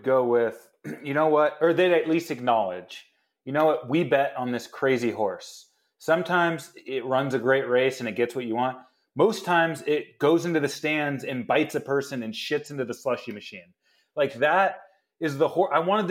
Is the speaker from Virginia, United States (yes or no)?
yes; Virginia, United States; Look, it's my hometown. It's just, this is my friends and family.